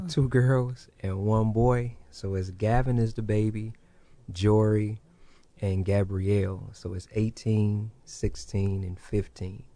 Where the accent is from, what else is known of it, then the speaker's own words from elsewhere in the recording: Kankakee, Illinois, United States; also born or lived in Hopkins Park, Illinois; now in Peoria, United States; growing up in Kankakee